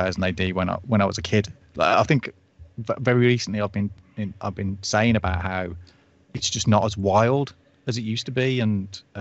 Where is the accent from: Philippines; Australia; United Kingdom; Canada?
United Kingdom; being a British person.